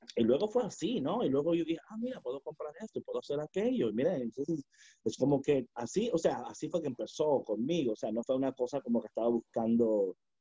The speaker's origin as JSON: {"language": "Spanish", "town": "New York City", "region": "New York", "country": "United States", "tie": "born or raised there", "said": "yo nací y me crié en Brooklyn, New York"}